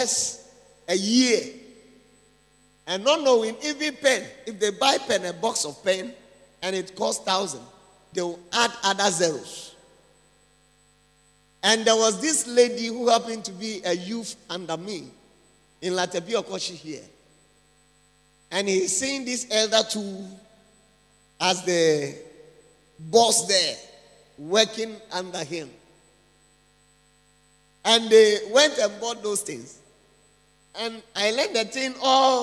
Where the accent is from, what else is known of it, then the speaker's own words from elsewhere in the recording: Ada, Greater Accra, Ghana; I'm coming from Ada, and with a song also that we have there